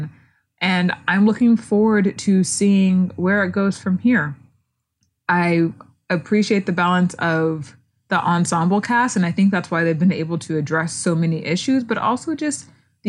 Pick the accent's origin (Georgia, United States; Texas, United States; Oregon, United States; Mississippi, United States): Texas, United States; Houston; I'm from Houston